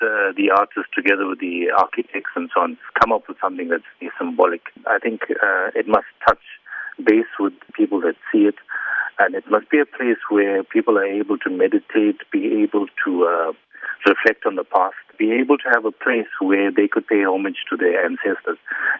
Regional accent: South Africa; I am South African and more essentially African.

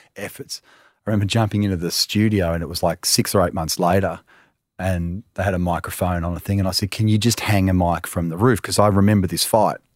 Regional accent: Melbourne, Victoria, Australia; I'm from Melbourne

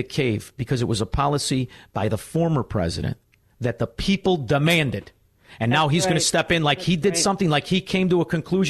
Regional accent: United States; I am an American

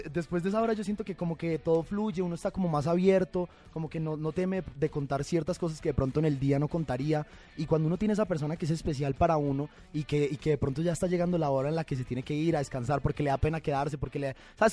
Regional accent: Bogotá, Colombia; moved away as an adult; also born or lived in Bucaramanga, Colombia; now in Mexico; yo soy de Bucaramanga, me crié en Bogotá, viví en Bogotá hasta los, hasta los 18 años sí. y después vine a vivir aquí a México

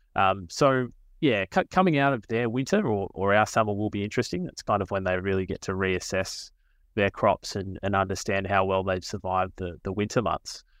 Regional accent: Australia; I'm from the Mallee region, um, so kind of grew up around agriculture

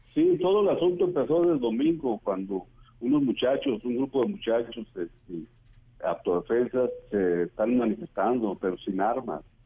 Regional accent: La Ruana, Michoacán, Mexico; ahí en mi pueblo

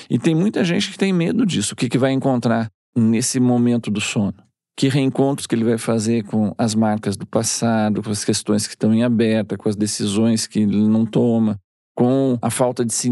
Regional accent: Lisbon, Portugal; Tem um, um, um, compositor lá da minha terra, em Lisboa, que é um, todo mundo que é da minha geração, até hoje, né?

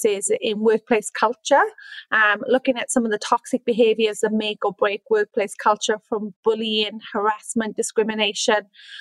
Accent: Wales, United Kingdom; moved away as an adult; also born or lived in Sydney, Australia; now in Orange, Australia; I'm from Wales. And I came to Australia in 2013 as a young, ambitious backpacker

